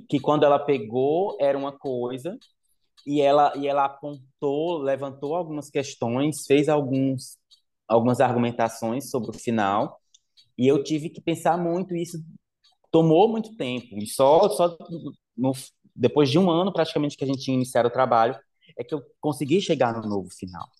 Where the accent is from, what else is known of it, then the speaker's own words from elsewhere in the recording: Limoeiro, Brazil; moved away as an adult; na zona rural de Limoeiro, onde eu cresci até os meus 17, meus 17 anos